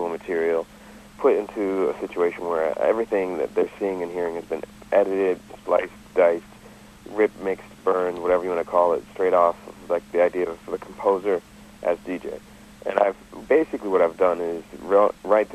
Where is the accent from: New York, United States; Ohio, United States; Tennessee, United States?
New York, United States; New York City; as a New Yorker